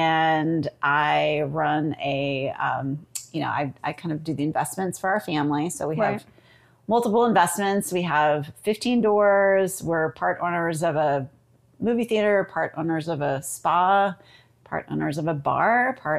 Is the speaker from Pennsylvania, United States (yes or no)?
no; Austin, Texas, United States; Here in my hometown.